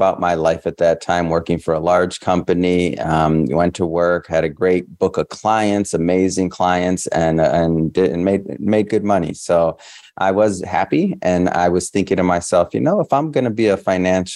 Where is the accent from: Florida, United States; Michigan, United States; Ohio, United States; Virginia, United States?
Michigan, United States; Detroit; moved away as an adult; now in West Coast, United States; I'm a Michigander from Detroit, born and raised